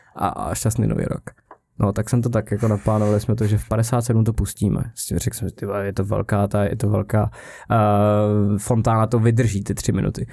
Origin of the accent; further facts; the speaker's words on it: South Bohemian Region, Czechia; also born or lived in Písek; já jsem z Jihu, takže jsem byl v týdně na Lutovu na základce a potom jsem šel do Písku